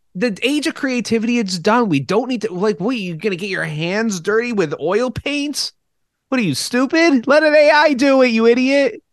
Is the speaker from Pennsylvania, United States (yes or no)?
no; Churchville-Chili area, New York, United States; growing up in the Churchill Chilli area